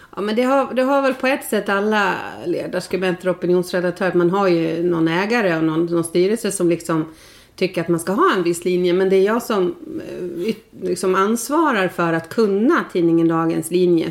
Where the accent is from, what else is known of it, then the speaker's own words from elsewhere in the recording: outside Stockholm, Stockholm County, Sweden; moved away as an adult; also born or lived in Leksand, Sweden; now in Insjön, Sweden; jag är ju född och uppvuxen utanför Stockholm